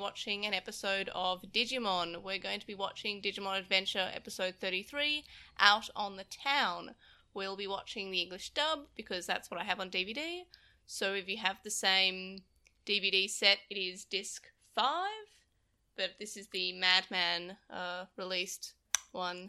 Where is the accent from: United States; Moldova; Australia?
Australia; as an Australian